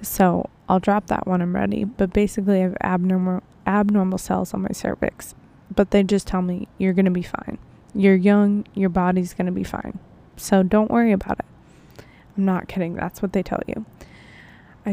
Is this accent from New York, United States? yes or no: yes; Buffalo, New York, United States; moved away; my hometown, Buffalo, New York